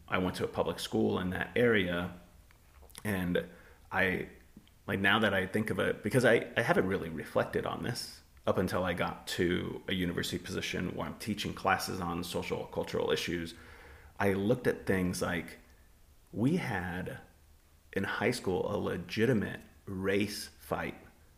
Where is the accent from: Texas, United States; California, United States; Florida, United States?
California, United States; when I grew up in Southern California, I thought it was very, very racially diverse